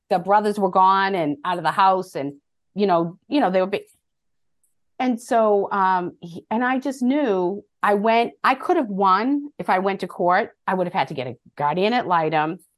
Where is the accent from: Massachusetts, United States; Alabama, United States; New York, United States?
Massachusetts, United States; Medford; growing up in Medford, Massachusetts